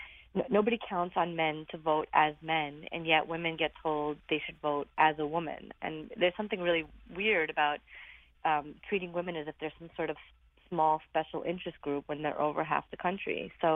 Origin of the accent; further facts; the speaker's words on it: Brooklyn, New York, United States; I grew up in Brooklyn, so being a Republican was always kind of a challenge anyway.